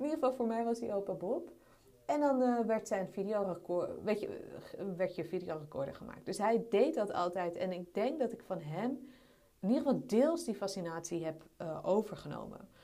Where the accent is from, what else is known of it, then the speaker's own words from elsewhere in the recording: Amsterdam, North Holland, Netherlands; Ik ben opgegroeid in Amsterdam